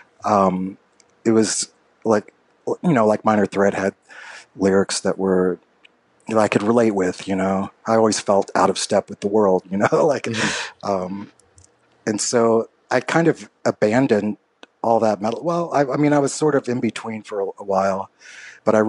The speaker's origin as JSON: {"language": "English", "town": "Louisville", "region": "Kentucky", "country": "United States", "tie": "born or raised there", "said": "growing up in Louisville, Kentucky"}